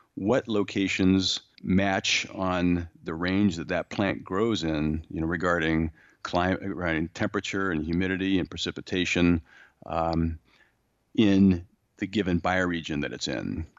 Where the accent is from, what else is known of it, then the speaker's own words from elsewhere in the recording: San Diego, California, United States; moved away; I grew up in San Diego